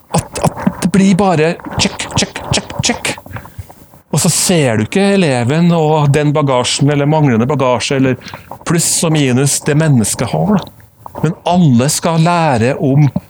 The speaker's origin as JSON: {"language": "Norwegian", "town": "Trondheim", "region": "Trøndelag", "country": "Norway", "tie": "born or raised there", "also_born_or_lived": "United States", "accent": "Trønder", "said": "jeg jo trønder, som du kan høre et snev av. Født og oppvokst i Trondheim"}